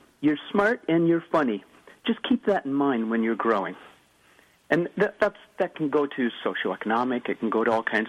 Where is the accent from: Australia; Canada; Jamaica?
Canada; I'm from Canada